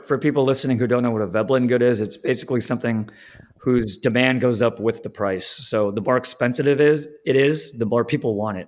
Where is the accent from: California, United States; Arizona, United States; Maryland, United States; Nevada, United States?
California, United States; Southern; I'm from SoCal